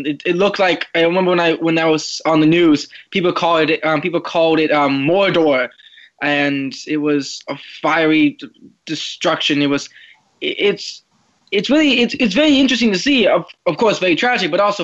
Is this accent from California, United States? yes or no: no; Washington, United States; moved away; I come from Washington